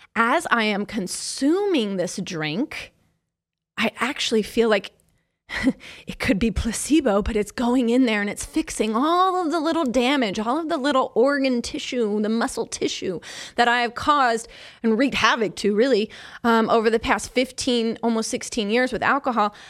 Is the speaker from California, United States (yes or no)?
no; Kansas City, Missouri, United States; I'm from Kansas City